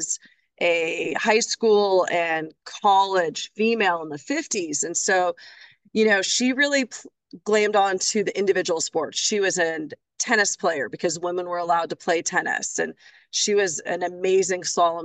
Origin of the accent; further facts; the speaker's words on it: Vancouver, Washington, United States; moved away as an adult; now in Milpitas, United States; Fort Vancouver High School. I was a trapper